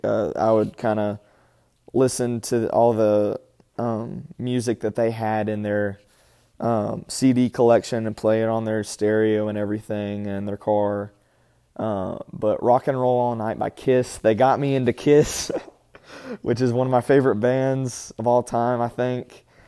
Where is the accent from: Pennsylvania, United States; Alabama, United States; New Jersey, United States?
Alabama, United States; Birmingham; also born or lived in Huntsville, Alabama; born and raised in Alabama, Huntsville, and then Birmingham